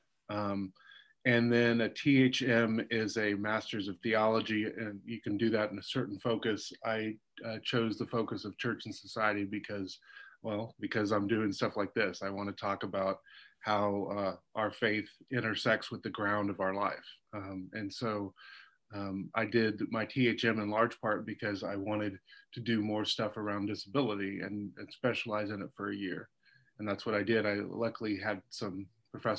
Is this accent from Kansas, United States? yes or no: yes; Kansas, United States; moved away; also born or lived in New Jersey; I'm from Kansas